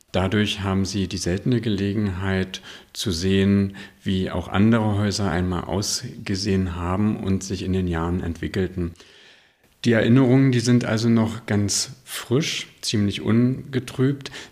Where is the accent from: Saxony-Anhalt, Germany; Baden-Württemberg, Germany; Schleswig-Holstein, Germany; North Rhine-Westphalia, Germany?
Schleswig-Holstein, Germany; Lübeck; moved away as an adult; now in Schönhof, Germany; Ich komme aus Lübeck, gebürtig